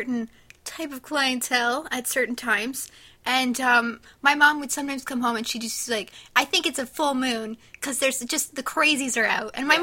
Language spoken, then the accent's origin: English; Hamilton, Ontario, Canada; this was especially shitty. I grew up there.